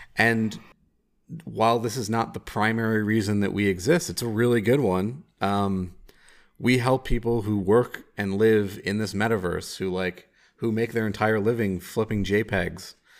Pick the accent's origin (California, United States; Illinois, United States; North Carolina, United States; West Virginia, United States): Illinois, United States; Chicago; I'm a Chicagoan